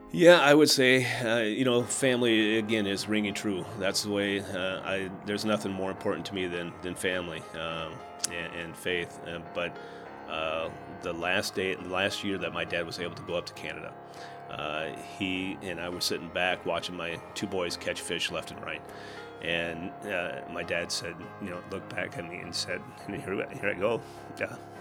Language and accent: English; Southwest Minnesota, United States; now in Sioux Falls, United States; growing up in Southwest Minnesota